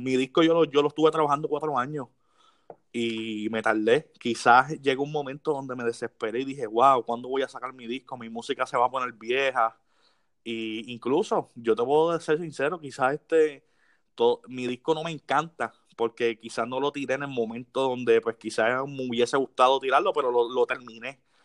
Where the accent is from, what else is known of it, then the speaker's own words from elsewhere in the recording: Las Piedras, Puerto Rico; yo soy de Las Piedras